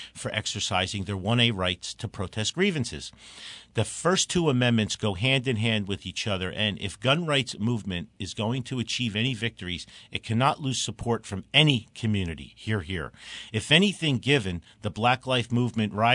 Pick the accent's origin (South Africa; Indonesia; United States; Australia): United States; Newark, New Jersey; I grew up in Newark